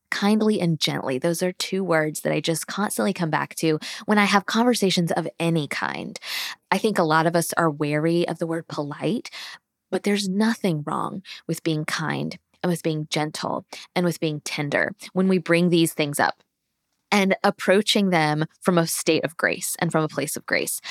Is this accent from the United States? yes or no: yes; Tallahassee, Florida, United States; moved away as an adult; also born or lived in Alabama; now in Georgia, United States; Born and raised in Tallahassee